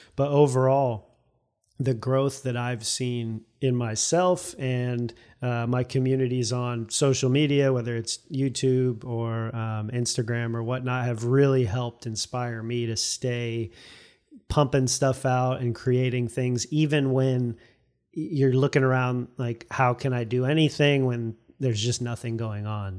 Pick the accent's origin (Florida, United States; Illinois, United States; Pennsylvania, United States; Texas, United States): Florida, United States; St. Petersburg; moved away as an adult; also born or lived in Fairfax, Virginia; now in Arlington, United States; I was born and raised in Saint Petersburg, Florida